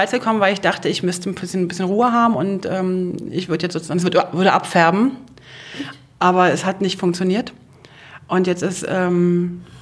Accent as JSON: {"language": "German", "region": "Brandenburg", "country": "Germany", "tie": "born or raised there", "said": "Wobei ich bin auch auf dem Land groß geworden, außerhalb von Berlin."}